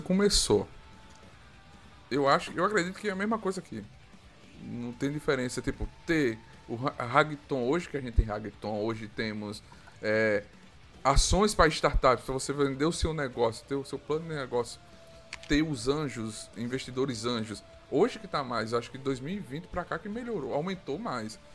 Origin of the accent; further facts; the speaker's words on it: Arapiraca, Alagoas, Brazil; eu sou também do Nordeste, Arapiraca